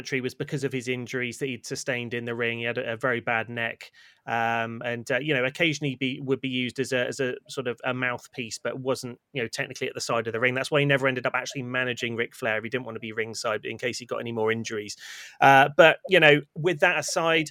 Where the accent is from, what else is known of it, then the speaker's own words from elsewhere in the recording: United Kingdom; as British wrestling fans